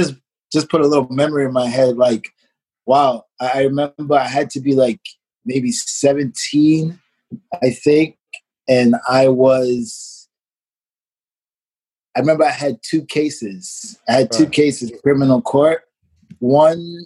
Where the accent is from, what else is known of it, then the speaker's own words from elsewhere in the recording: New York City, New York, United States; moved away as an adult; also born or lived in Hanover, Germany; I grew up in Brooklyn